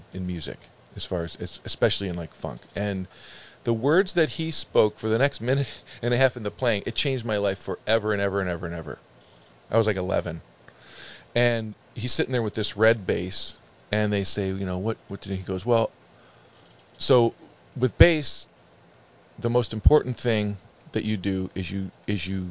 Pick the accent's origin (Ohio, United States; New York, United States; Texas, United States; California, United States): Ohio, United States; Chardon; also born or lived in Parma, Ohio; growing up in Chardon, Ohio